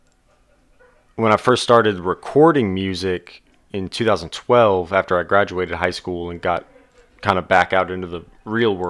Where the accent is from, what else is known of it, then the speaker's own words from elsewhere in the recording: Houston, Texas, United States; also born or lived in Oklahoma; now in Oklahoma City, United States; I was born in Houston